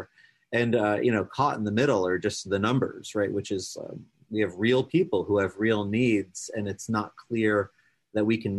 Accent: New York, United States; now in Ohio, United States; I'm a New Yorker originally

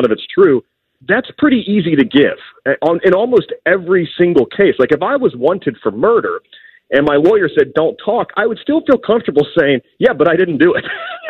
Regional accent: Columbus, Ohio, United States; I'm actually from Columbus.

